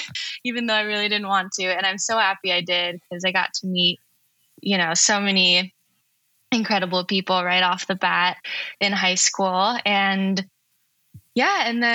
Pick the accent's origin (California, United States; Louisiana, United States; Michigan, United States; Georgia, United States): California, United States; Los Angeles; I grew up in the Pacific Palisades